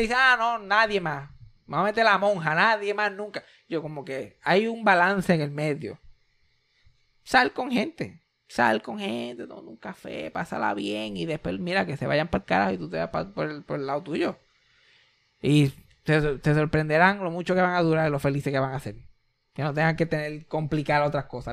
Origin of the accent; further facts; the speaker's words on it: Puerto Rico; Somos una familia puertorriqueña súper normal